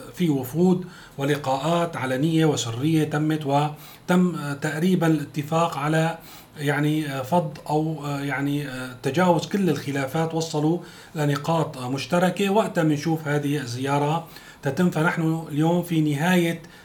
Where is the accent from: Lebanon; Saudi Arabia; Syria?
Syria; بالنسبه لنا كسوريين